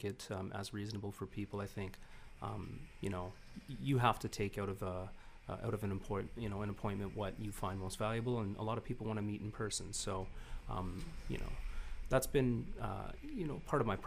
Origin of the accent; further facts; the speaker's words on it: Niagara, Ontario, Canada; growing up in Niagara